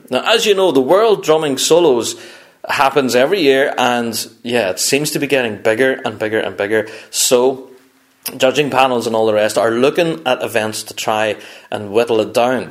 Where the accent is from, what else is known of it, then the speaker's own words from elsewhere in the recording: Northern Ireland, United Kingdom; I'm kind of from Northern Ireland